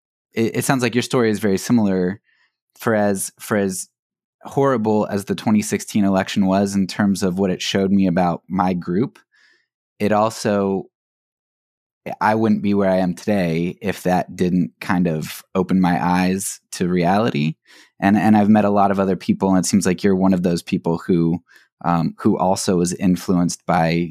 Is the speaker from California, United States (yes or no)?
no; Pennsylvania, United States; I'm from Pennsylvania